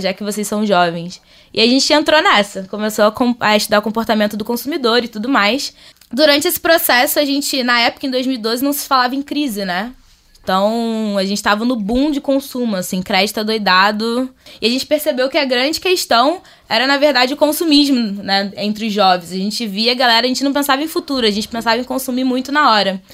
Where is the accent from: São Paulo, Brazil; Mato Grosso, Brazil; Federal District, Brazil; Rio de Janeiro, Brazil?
Rio de Janeiro, Brazil; vim do Rio de Janeiro, do Caxambi, da Zona Norte.